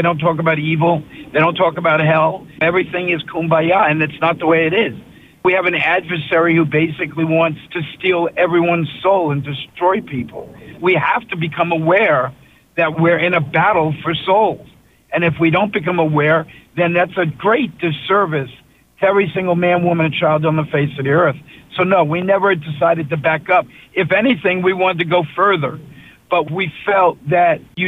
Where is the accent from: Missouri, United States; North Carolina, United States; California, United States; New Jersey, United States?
New Jersey, United States; We're two guys from Jersey